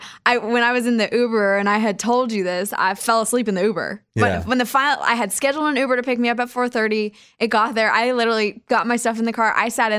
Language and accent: English; Kansas, United States; Yeah, I was back in Kansas at Kansas City, so not my hometown.